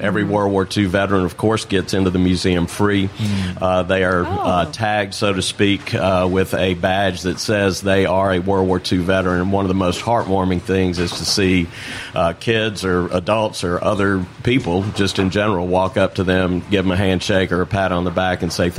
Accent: North Louisiana, United States; now in New Orleans, United States; I grew up in North Louisiana, but I've been here a long, long time.

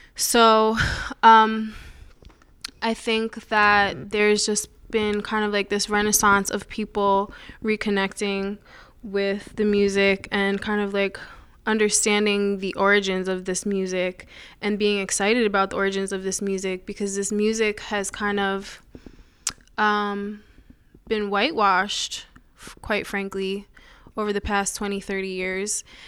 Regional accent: Putnam County, New York, United States; also born or lived in Summit, New Jersey; we moved to Putnam County, which is about an hour north of the city

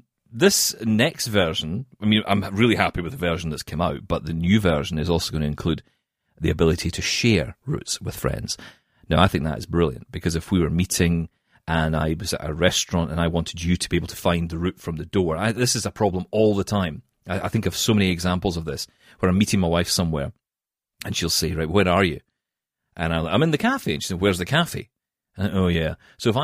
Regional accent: Scotland, United Kingdom; It's because I'm Scottish.

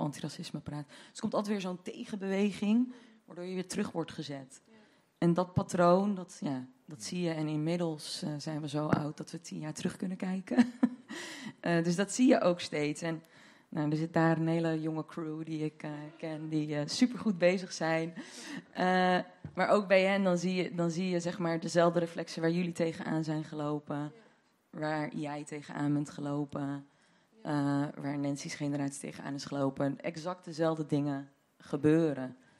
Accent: Deventer, Overijssel, Netherlands; now in Amsterdam, Netherlands; Ik kom uit Deventer oorspronkelijk

